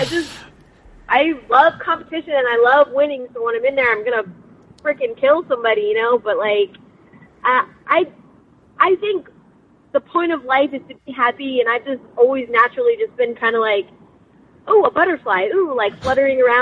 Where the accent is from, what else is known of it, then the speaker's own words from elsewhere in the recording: Las Vegas, Nevada, United States; also born or lived in Riverside, California / San Bernardino, California; I was born in Riverside. I lived in San Bernardino for 4 years, and then I moved here when I was four. So I pretty much lived here my whole life in Las Vegas